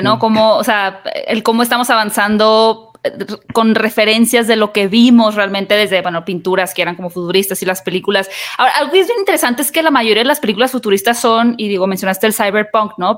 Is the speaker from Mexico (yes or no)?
yes; Mexico; como mexicanos